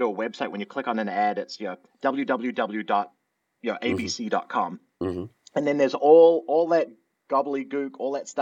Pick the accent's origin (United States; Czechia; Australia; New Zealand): New Zealand; moved away; I'm originally from New Zealand